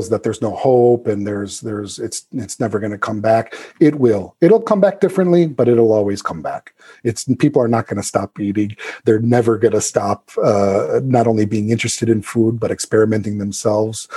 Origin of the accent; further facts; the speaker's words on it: South Suburbs, Illinois, United States; moved away; when I come back to my hometown, of course, in the South Suburbs.